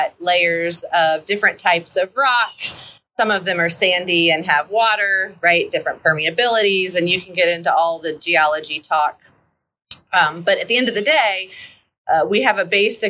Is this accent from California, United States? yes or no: no; South Florida, United States; now in Texas, United States; I grew up in South Florida